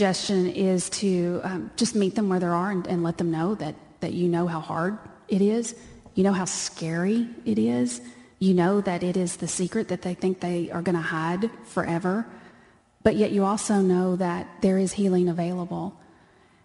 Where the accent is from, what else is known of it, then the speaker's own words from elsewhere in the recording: Texas, United States; I'm from Texas and that's how we talk.